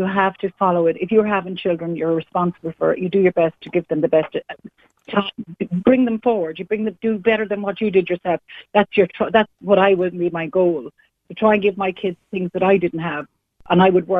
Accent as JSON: {"language": "English", "town": "Dublin", "region": "Leinster", "country": "Ireland", "tie": "born or raised there", "said": "I'm one of a large family. I was born and raised in Dublin. My parents came from the west of Ireland, from very poor background"}